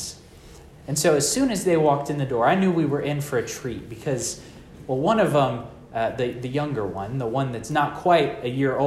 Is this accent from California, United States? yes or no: no; Texas, United States; I'm from Texas where everything is flat